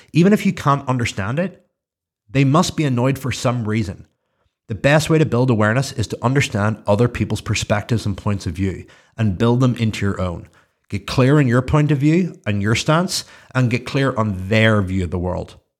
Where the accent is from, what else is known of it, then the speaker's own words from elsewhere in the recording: Belfast, Northern Ireland, United Kingdom; I'm from Belfast.